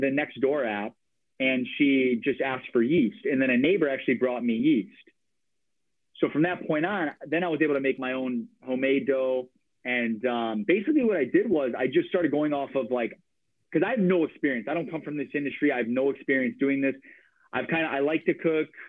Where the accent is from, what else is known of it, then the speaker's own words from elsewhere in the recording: Chicago, Illinois, United States; moved away as an adult; also born or lived in Milwaukee, Wisconsin; now in Portland, United States; I'm from Chicago